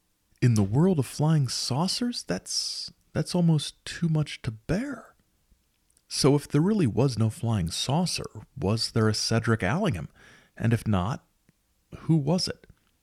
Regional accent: United States; I'm an American

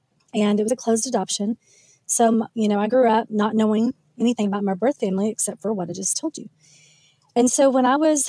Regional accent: Oklahoma, United States; moved away; also born or lived in Frisco, Texas; I was raised in Oklahoma

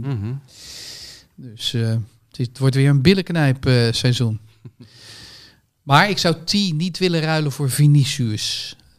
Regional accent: Rotterdam, South Holland, Netherlands; als Rotterdammer

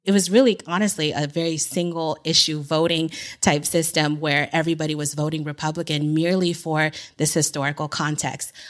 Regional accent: San Francisco Bay Area, California, United States; moved away as an adult; going from the Bay to Madrid, Spain

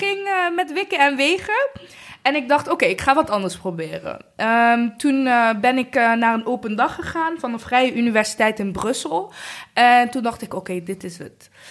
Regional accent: Rwanda; now in Netherlands; Ik kom uit Rwanda

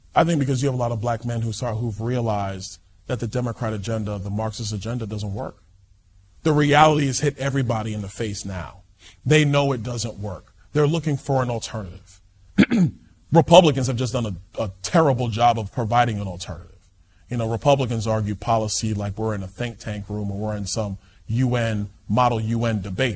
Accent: New York City, New York, United States; I'm from Brooklyn, New York

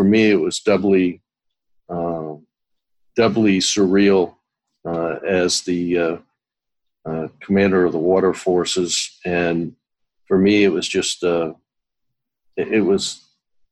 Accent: New England, United States; I am from New England

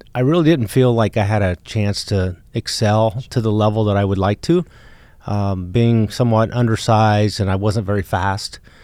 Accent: small town in Ohio, United States; very small town, uh, rural town south of Columbus, east of Cincinnati. Um, about five thousand people in my hometown

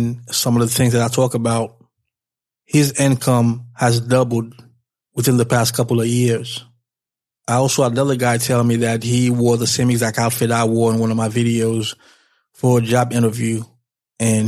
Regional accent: New York, United States; I'm from New York

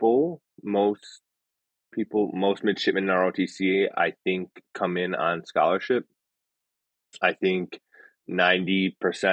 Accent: Chicago, Illinois, United States; moved away as an adult; So I came from Chicago. I grew up on the south side of the city

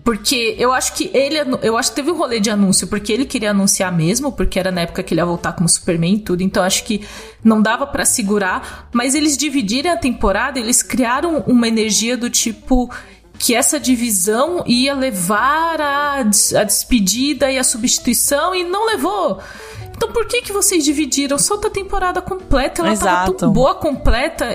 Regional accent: Cajamar, São Paulo, Brazil; não tem nada na minha terra, assim, eu gosto muito de Cajamar, mas nada acontece

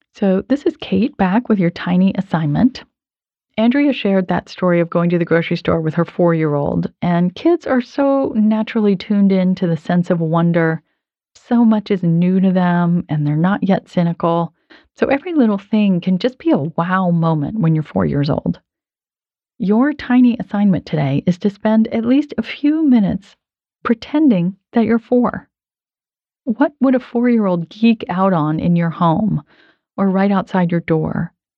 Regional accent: Rhode Island, United States; I grew up in Rhode Island, where I live now

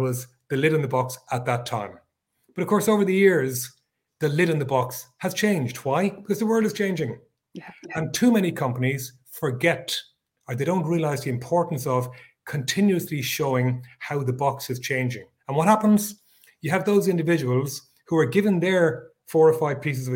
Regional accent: Ireland; I am based in Europe, in little old Ireland

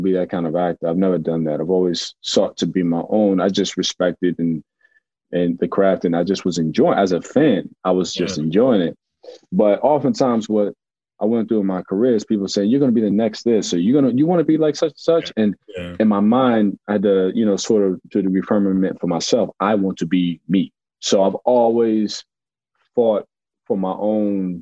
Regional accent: United States; also born or lived in North Carolina; now in Brooklyn, United States; I was born in North Carolina, but I was raised in New York and Jersey

